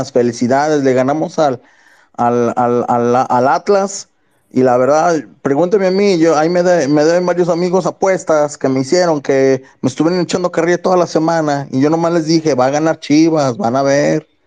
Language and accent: Spanish; Guadalajara, Jalisco, Mexico; Sí, soy de Guadalajara